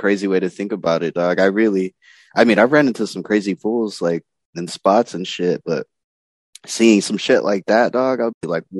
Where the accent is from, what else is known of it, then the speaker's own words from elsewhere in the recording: Las Vegas, Nevada, United States; I'm from Vegas